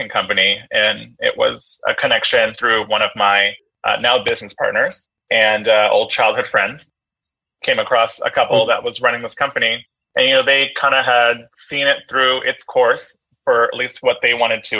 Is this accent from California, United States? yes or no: yes; San Francisco, California, United States; I'm a San Francisco native. I was born in San Francisco, grew up in San Francisco, went to school in San Francisco.